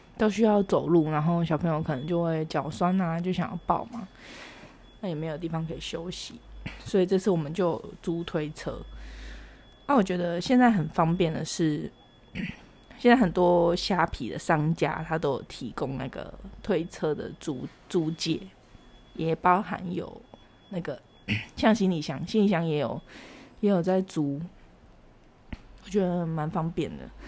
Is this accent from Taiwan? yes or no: yes; Taiwan; 我们台湾这边